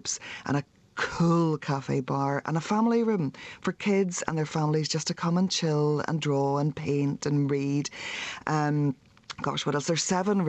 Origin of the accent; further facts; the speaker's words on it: Ballymena, Northern Ireland, United Kingdom; I'm from Ballymena, which is where Reverend Ian Paisley was